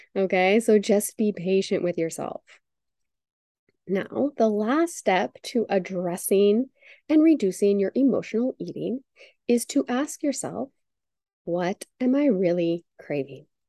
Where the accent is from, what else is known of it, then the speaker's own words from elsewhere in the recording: United States; growing up in the United States